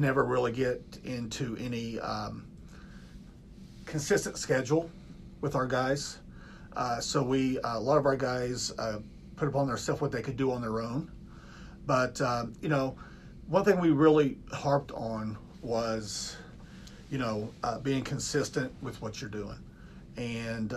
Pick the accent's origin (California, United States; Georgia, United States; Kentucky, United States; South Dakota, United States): Kentucky, United States; Louisa; moved away as an adult; now in Newark, United States; I'm originally from Kentucky, from Eastern Kentucky, a small town called Louisa, Kentucky.